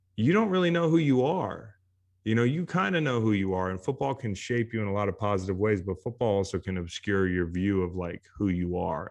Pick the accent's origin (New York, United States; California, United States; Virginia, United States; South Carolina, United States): Virginia, United States; play college football in my hometown